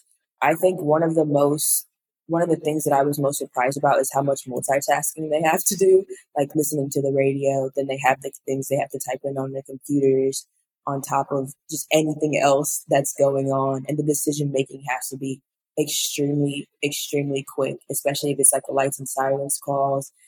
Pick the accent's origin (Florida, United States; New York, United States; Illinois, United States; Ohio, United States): Illinois, United States; Chicago; growing up in Chicago